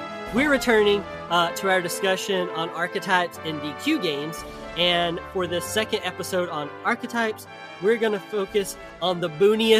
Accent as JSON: {"language": "English", "town": "Lawrenceburg", "region": "Tennessee", "country": "United States", "tie": "born or raised there", "said": "I grew up in Lawrenceburg, Tennessee."}